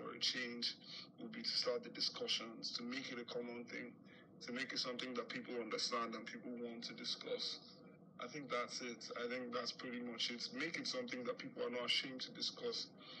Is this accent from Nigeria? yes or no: yes; Nigeria; I am a rookie filmmaker, screenwriter, and producer. And I grew up in Nigeria